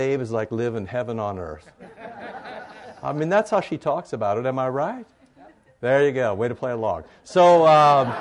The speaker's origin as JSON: {"language": "English", "region": "Iowa", "country": "United States", "tie": "born or raised there", "said": "I grew up in Iowa, more pigs than people"}